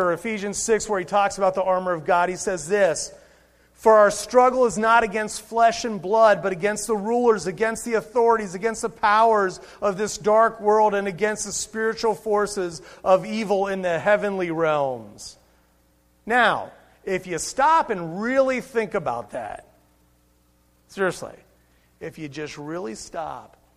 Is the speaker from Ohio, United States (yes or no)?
yes; Cincinnati, Ohio, United States; I was born and raised in Cincinnati, Ohio. I am an Ohioan.